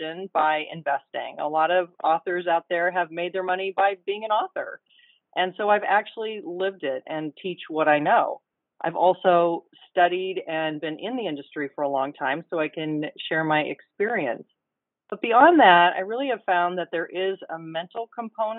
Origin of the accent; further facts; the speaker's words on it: Mercer Island, Washington, United States; the island where I grew up on Mercer Island near Seattle